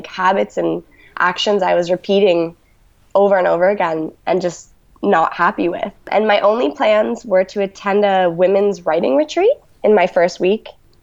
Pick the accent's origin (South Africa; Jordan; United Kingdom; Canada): Canada; Toronto, Ontario; moved away as an adult; also born or lived in Guelph, Canada; now in Melbourne, Australia; I was born in Toronto, Canada. I grew up in a little bungalow house with my mom, dad, and brother.